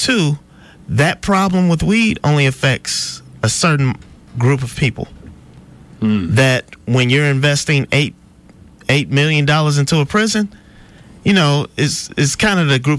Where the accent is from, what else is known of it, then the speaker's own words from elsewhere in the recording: Detroit, Michigan, United States; now in Alabama, United States; I'm from Michigan.